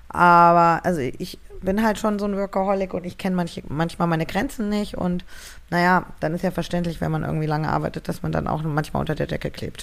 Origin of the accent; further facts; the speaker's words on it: Marburg, Hesse, Germany; moved away as an adult; also born or lived in Frankfurt; now in Berlin, Germany; ich bin aufgewachsen in Marburg, in einem wirklich kleinen, kleinen Kaff